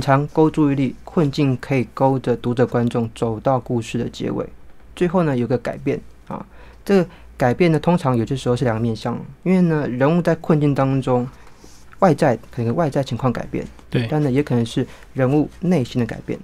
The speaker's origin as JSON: {"language": "Chinese", "region": "Taipei", "country": "Taiwan", "said": "我是台北人，哦，所以台北真的是写作资源很丰沛的地方"}